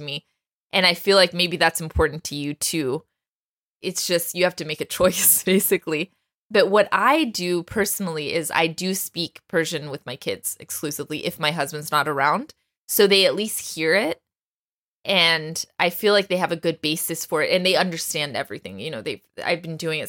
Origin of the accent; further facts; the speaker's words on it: Texas, United States; I grew up in Texas. There weren't a lot of Iranians around